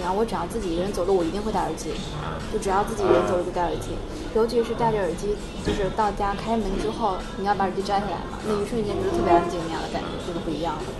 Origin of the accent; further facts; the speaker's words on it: Northeast China, China; 湖南。嗯我是东北人。